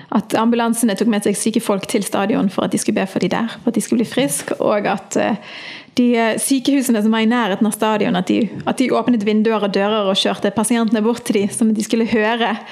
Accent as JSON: {"language": "Norwegian", "town": "Bergen", "region": "Vestland", "country": "Norway", "tie": "born or raised there", "also_born_or_lived": "Florø / United States / Argentina", "said": "Jeg er født i Florø, men jeg er vokst opp i Bergen"}